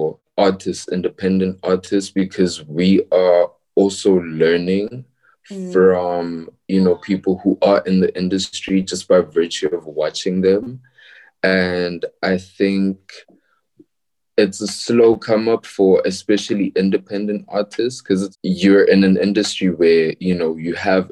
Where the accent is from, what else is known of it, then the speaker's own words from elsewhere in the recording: Pretoria, Gauteng, South Africa; I was born and raised in Pretoria, but I do frequent Joburg a lot